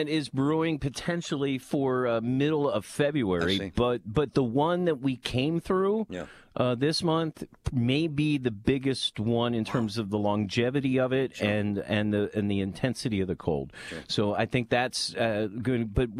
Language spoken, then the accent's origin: English; Lancaster, Pennsylvania, United States; you all know that I grew up in Lancaster, Pennsylvania.